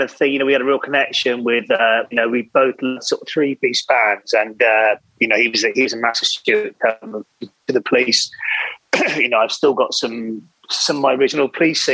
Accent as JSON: {"language": "English", "region": "Wales", "country": "United Kingdom", "tie": "born or raised there", "said": "growing up in Wales"}